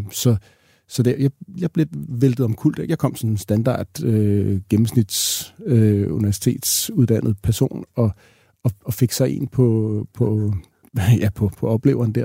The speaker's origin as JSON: {"language": "Danish", "country": "Greenland", "said": "Vi grønlandere kan godt humpe os igennem, eller så er vi gode til, til dansk"}